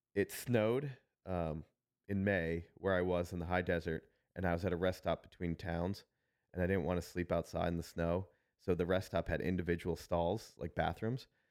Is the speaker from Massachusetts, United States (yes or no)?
yes; Worcester, Massachusetts, United States; now in Niceville, United States; I got to walk through my hometown